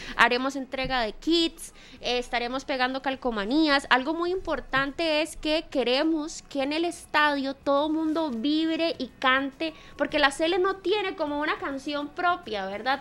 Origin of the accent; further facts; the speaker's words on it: Costa Rica; como ticos